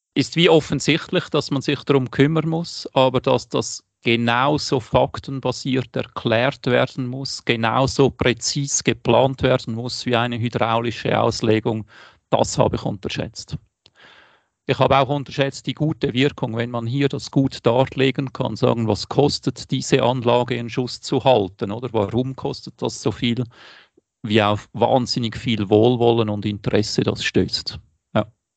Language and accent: German; Wädenswil, Zurich, Switzerland; moved away; mein Ort, wo ich aufgewachsen bin